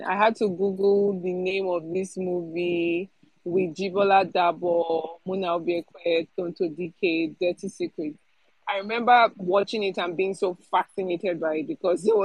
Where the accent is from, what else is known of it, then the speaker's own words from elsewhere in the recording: Nigeria; as a Nigerian